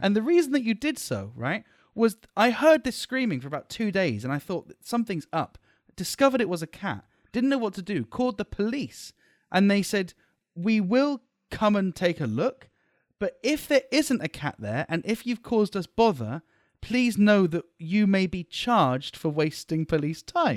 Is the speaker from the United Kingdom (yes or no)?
yes; United Kingdom; born or raised there; moved away as an adult; now in Malaysia